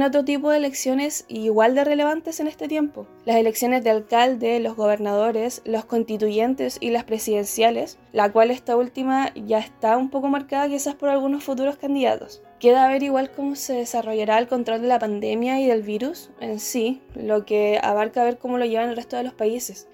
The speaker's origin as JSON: {"language": "Spanish", "town": "Osorno", "region": "Los Lagos", "country": "Chile", "tie": "born or raised there", "said": "Viví el plebiscito acá en Osorno, en mi ciudad natal"}